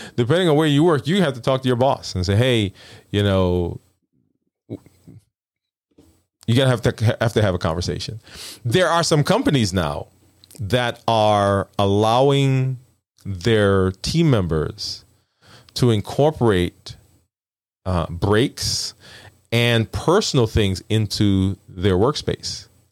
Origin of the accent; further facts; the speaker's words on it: New York City, New York, United States; moved away; also born or lived in the South (US); I'm from, I'm from Brooklyn